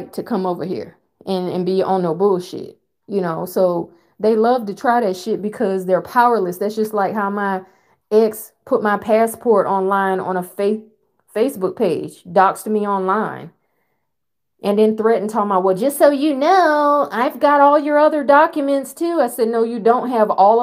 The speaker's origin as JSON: {"language": "English", "country": "United States", "said": "I'm an American"}